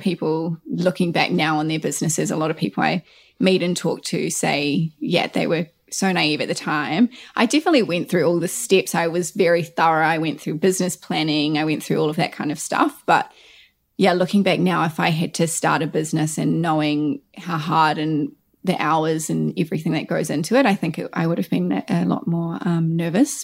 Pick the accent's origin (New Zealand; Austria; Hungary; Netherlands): New Zealand; born or raised there; also born or lived in Christchurch